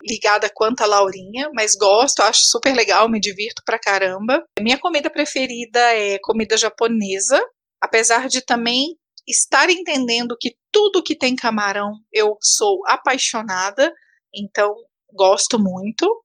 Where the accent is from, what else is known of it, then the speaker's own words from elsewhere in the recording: Patos de Minas, Minas Gerais, Brazil; now in Brasília, Brazil; moro em Brasília, sou de Patos de Minas, né? Mas moro em Brasília